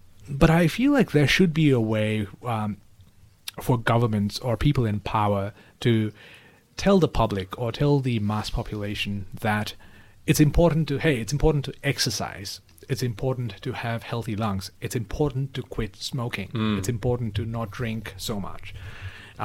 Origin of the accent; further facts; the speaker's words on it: Kathmandu, Bagmati, Nepal; moved away; my hometown, Kathmandu